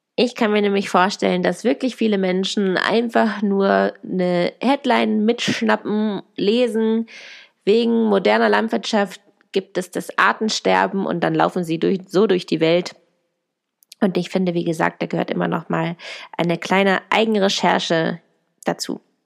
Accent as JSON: {"language": "German", "town": "Hanover", "region": "Lower Saxony", "country": "Germany", "said": "ich komme übrigens aus Hannover"}